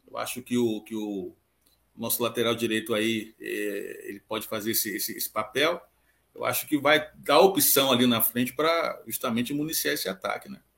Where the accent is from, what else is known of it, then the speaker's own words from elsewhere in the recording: Rio de Janeiro, Brazil; eu posso fazer um comentário como carioca e como conhecedor, um pouquinho aí.